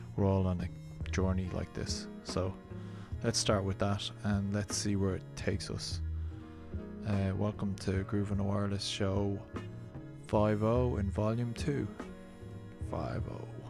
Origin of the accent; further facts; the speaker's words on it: Ireland; Being Irish, we should all know